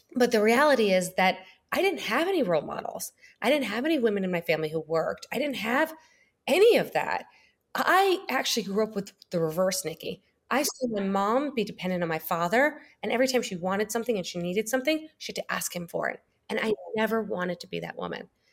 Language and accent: English; New York, United States; moved away as an adult; also born or lived in Springfield, Illinois / Boston / California; now in Miami, United States; I was born in Springfield, Illinois, grew up in New York, lived in New York my whole life